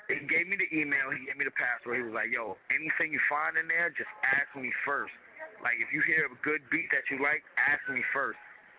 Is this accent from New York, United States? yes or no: yes; New York City, New York, United States; I'm an artist from South Jamaica, Queens, New York